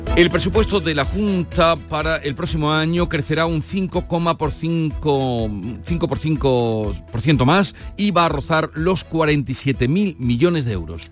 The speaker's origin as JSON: {"language": "Spanish", "area": "Los Pedroches", "region": "Andalusia", "country": "Spain", "said": "mi tierra, en los Pedroches"}